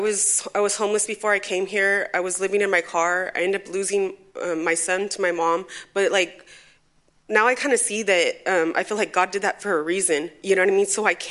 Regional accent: Fresno, California, United States; also born or lived in Bakersfield, United States; I grew up in Fresno, and I grew up in Bakersfield.

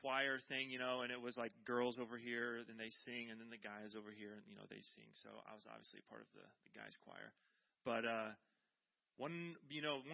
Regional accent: Iowa, United States; now in California, United States; I'm from Iowa

